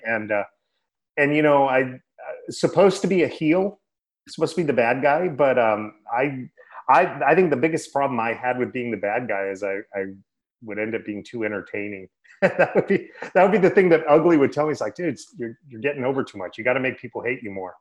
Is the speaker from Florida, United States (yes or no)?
no; Sacramento, California, United States; I grew up in the Sacramento area